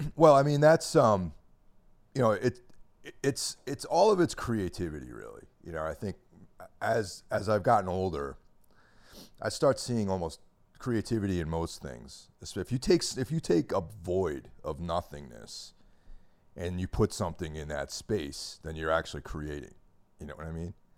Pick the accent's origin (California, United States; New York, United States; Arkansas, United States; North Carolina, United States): New York, United States; now in New Jersey, United States; I grew up in New York